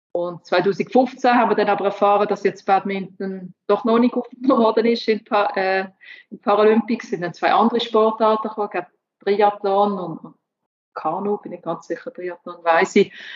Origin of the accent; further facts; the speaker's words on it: Switzerland; ich als Schweizerin